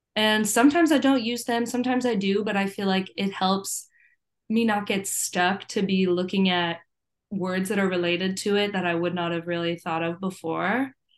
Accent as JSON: {"language": "English", "region": "Virginia", "country": "United States", "tie": "born or raised there", "said": "growing up in Virginia"}